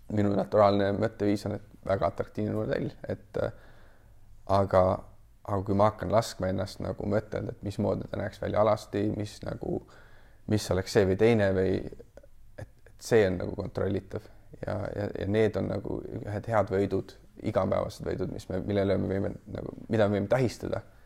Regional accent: Kuressaare, Saare County, Estonia; now in mainland Estonia; tulen muidu originaalsest Kuressaarest, pärit olen Saaremaalt

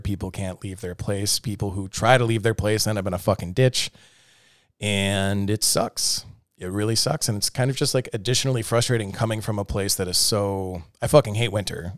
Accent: Milwaukee, Wisconsin, United States; now in Austin, United States; I grew up in Milwaukee, Wisconsin

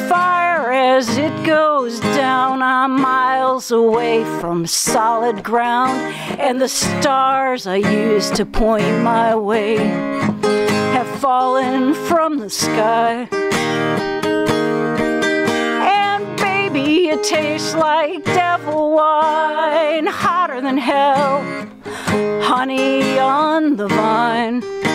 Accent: Montana, United States; born there; And I was born in Montana.

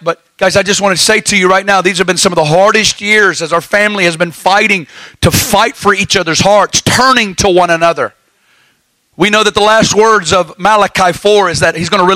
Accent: the South, United States; now in Kansas City, United States; I'm from the South

